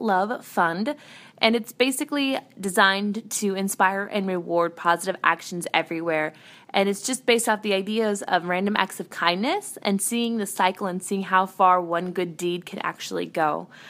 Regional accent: Nebraska, United States; I am from Nebraska, over in the States.

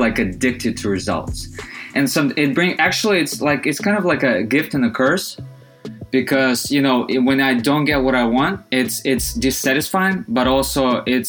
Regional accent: Belarus; moved away; I'm originally from Belarus, from Europe.

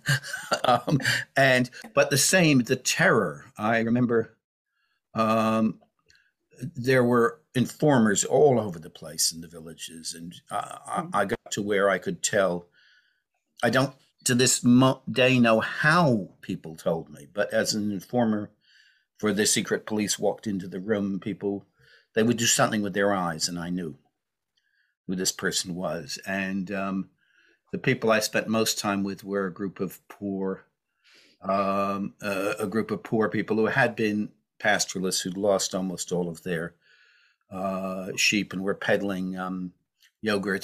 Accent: United States; now in United Kingdom; I grew up in the United States

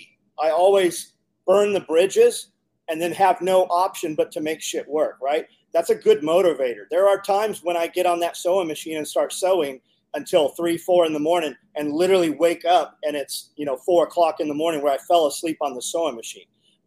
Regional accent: California, United States; moved away; We came from California 15 years ago.

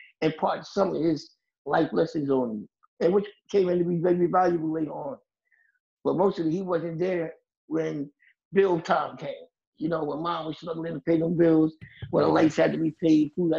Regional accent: Jersey City, New Jersey, United States; I'm from Jersey City, where I still live all my life. Born and raised here

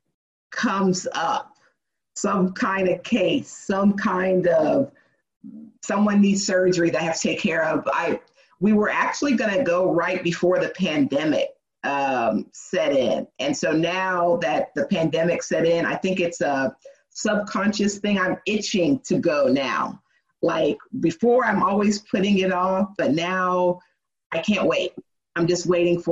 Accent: Dallas, Texas, United States; also born or lived in Little Rock, Arkansas; So we've always been in Dallas

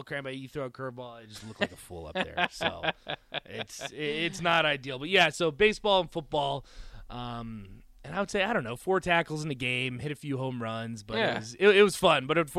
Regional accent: Indiana, United States; also born or lived in Rockford, Illinois; I'm Indiana through and through, but then I was born in Rockford, Illinois.

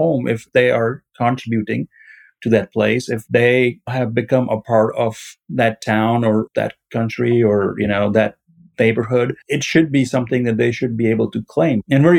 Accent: Mississippi, United States; I'm from Mississippi. I've been here since 92. This is where my home is.

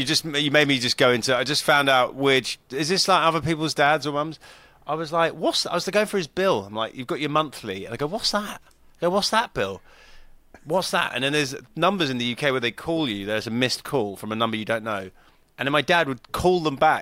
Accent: United Kingdom; moved away as an adult; now in California, United States; being British

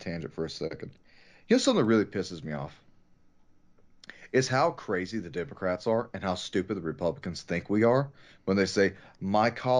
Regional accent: United States; I am an American.

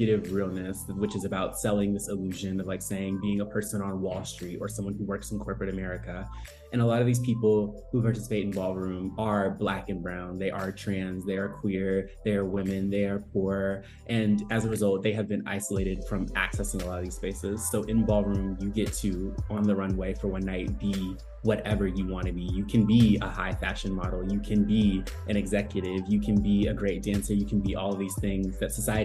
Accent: Northwest Arkansas, United States; moved away; also born or lived in Atlanta, Georgia; I grew up in Northwest Arkansas

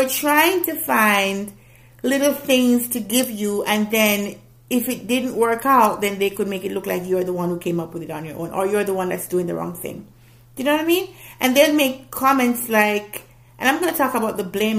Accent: Jamaica; I'm not black American, I'm a Jamaican

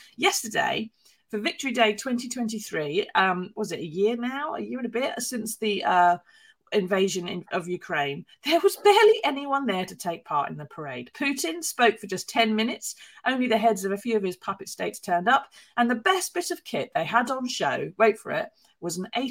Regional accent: United Kingdom; as a Brit

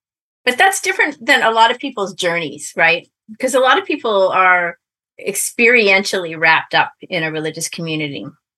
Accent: Bath, Maine, United States; I grew up in Maine. Okay. In a little Episcopal church there in Bath. I was baptized and confirmed and married at Grace Episcopal Church in Bath, Maine.

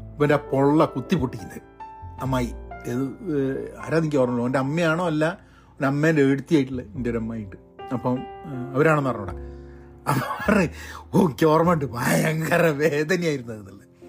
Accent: Kozhikode, Kerala, India; moved away as an adult; also born or lived in Thrissur / Iran / Dubai / Bangalore; കോഴിക്കോട് ആണ് ഞാൻ ഇനീഷ്യൽ വളർന്നത്

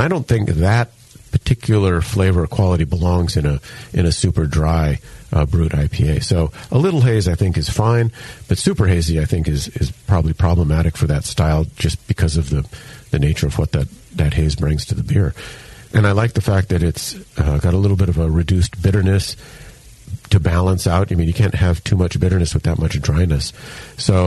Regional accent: Hilo, Hawaii, United States; moved away; I grew up in Hilo, Hawaii

